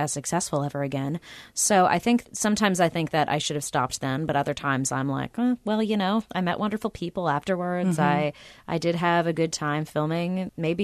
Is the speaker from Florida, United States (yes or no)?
no; Los Angeles, California, United States; I grew up in Southern California where there are pools everywhere.